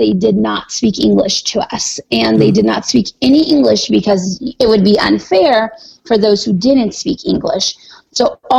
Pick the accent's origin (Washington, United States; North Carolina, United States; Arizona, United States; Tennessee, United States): Arizona, United States; born there; I was born in Arizona. I had never seen snow before.